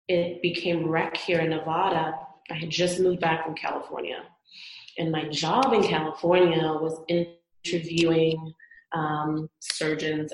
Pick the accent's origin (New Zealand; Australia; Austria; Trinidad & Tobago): Trinidad & Tobago; moved away as an adult; now in Las Vegas, United States; I'm originally from the Caribbean, born and raised in Trinidad and Tobago on the island